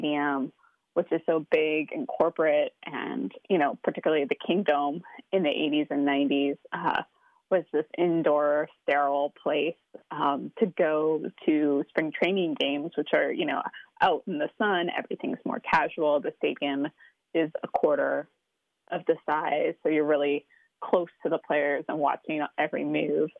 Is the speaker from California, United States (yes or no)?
no; Seattle, Washington, United States; I grew up in Seattle going to Mariners games with my dad